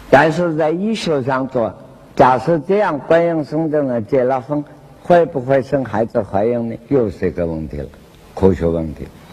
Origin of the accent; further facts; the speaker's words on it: Wenzhou, Zhejiang, China; 广东话跟我们温州话“咔咔”。